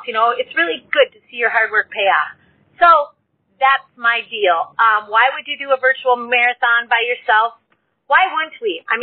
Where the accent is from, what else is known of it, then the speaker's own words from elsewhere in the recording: Minnesota, United States; I'm from Minnesota, and I'll be 54 in October.